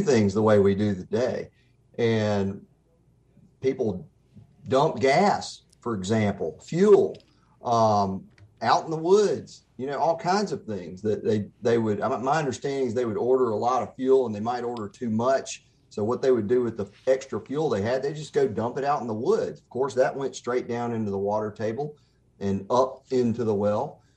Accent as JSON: {"language": "English", "town": "Pascagoula", "region": "Mississippi", "country": "United States", "tie": "born or raised there", "also_born_or_lived": "Jackson, Mississippi", "lives_now": "Oxford, United States", "said": "I'm born and raised in Mississippi, and I started out in Pascagoula"}